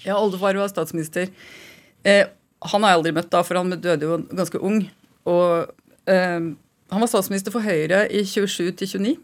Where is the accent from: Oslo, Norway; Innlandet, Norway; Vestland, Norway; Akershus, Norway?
Oslo, Norway; also born or lived in Trondheim; jeg har vokst opp i Oslo